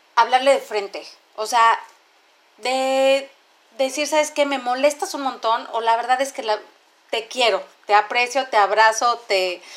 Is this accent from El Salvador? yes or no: no; Mexico; como mexicanos